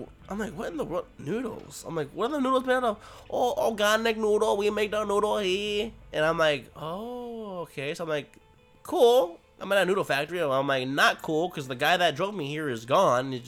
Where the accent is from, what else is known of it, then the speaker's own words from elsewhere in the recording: United States; I'm an American. I'm an American